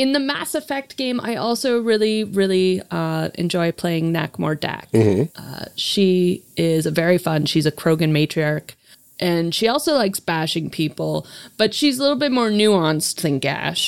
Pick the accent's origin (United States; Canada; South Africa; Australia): Canada; I'm Canadian.